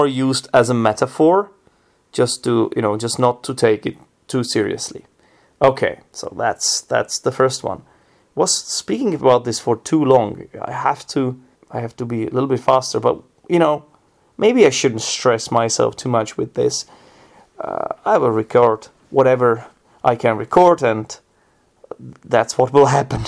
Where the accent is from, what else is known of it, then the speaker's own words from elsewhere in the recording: Czechia; English is a second language; I'm from the Czech Republic, and the only thing we really do here every day is drink beer.